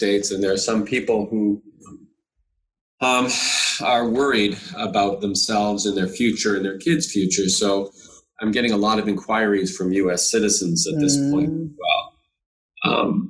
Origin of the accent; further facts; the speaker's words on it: Windsor, Ontario, Canada; moved away as an adult; now in Toronto, Canada; I came from Windsor